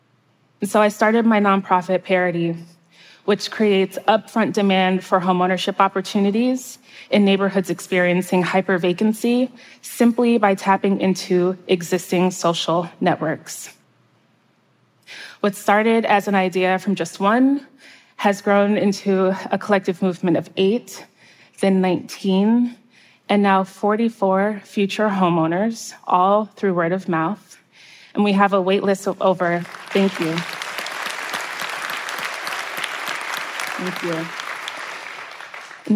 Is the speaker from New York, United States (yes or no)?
yes; outskirts of New York City, United States; my hometown on the outskirts of New York City